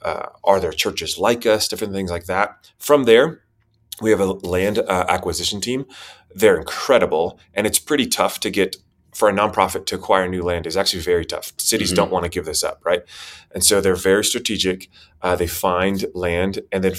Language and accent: English; Spain; also born or lived in Costa Rica / Chile; I was born in Costa Rica, and their father was a diplomat or a doctor or a missionary. So a lot of language training schools there. That's where I was born. Moved to Chile. But I was raised mostly in Spain.